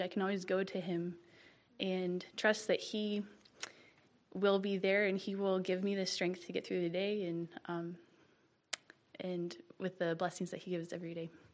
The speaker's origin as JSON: {"language": "English", "town": "Shelby", "region": "North Carolina", "country": "United States", "said": "from Shelby, North Carolina"}